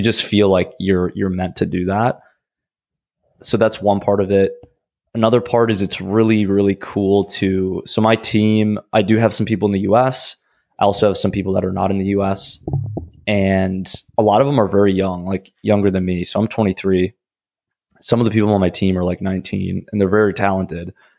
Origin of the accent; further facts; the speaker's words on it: Minnesota, United States; I'm from Minnesota originally